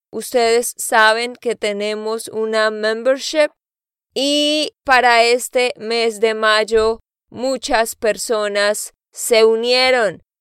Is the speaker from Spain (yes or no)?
no; Santander, Colombia; moved away; de Santander, Colombia.